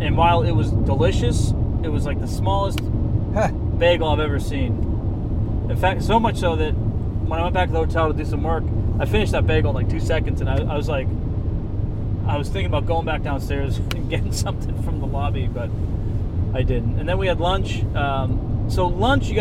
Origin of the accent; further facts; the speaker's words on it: New England, United States; moved away; also born or lived in Boston / New York; growing up in New England, you know, living in Boston, having lived in New York